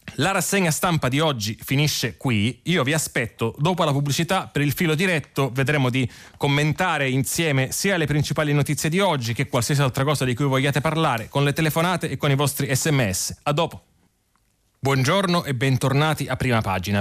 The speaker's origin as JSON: {"language": "Italian", "region": "Sicily", "country": "Italy", "tie": "born or raised there", "moved": "as an adult", "said": "io sono nato e cresciuto in Sicilia"}